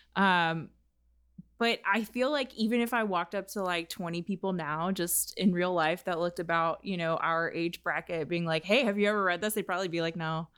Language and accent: English; United States; as an American